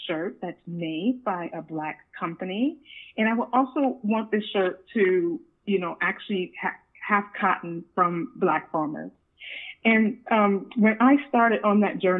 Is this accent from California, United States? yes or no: yes; Sacramento, California, United States; growing up in Sacramento, I did a little bit of everything.